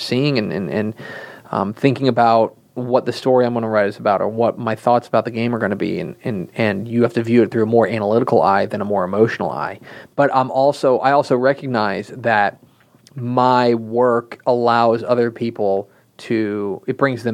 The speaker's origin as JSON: {"language": "English", "town": "Coppell", "region": "Texas", "country": "United States", "tie": "born or raised there", "said": "I kind of bounced around, but I did the majority of my growing up in Coppell. I'm a local yokel"}